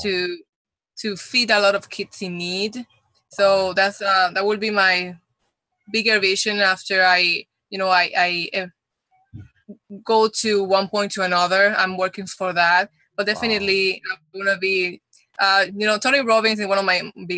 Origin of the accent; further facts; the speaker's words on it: Puerto Rico; first language Spanish; English is a second language; moved away as an adult; also born or lived in Dominican Republic; now in California, United States; I'm from Dominican Republic, but I moved very early when I was when I was in Puerto Rico. I was like around 9